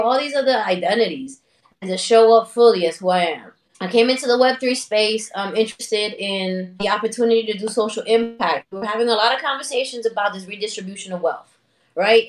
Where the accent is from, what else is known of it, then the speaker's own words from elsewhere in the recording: New York City, New York, United States; also born or lived in Dominican Republic; I was born in Harlem. I'm a, I'm a New York City native, raised in Washington Heights and in Dominican Republic